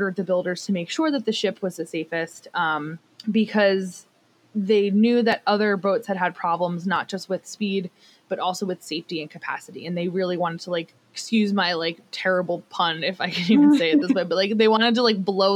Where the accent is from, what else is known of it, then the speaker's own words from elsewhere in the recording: New Jersey, United States; I'm from New Jersey